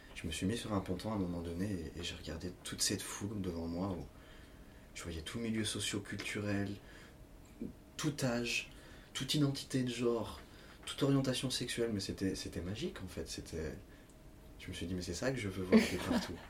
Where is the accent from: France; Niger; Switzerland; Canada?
France; Lyon, Auvergne-Rhône-Alpes; je suis pourtant de Lyon